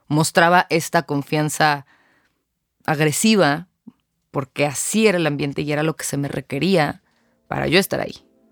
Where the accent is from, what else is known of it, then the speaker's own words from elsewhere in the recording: Mexico City, Mexico; also born or lived in Querétaro; vivo en la Ciudad de México, aquí nací, aquí crecí